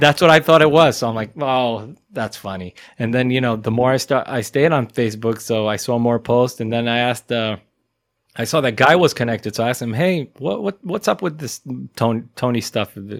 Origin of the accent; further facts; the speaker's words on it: Israel; We came all the way from Israel